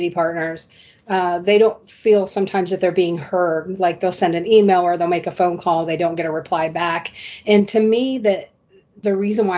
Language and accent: English; Central Ohio, United States; moved away as an adult; now in Pinellas County, Florida, United States; I was born and raised in Central Ohio. I relocated here to Pinellas County, Florida in 2007.